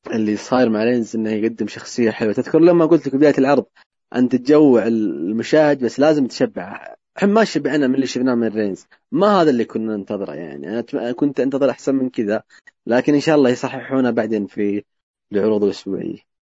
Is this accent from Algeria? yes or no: no; Saudi Arabia; عندنا في السعوديه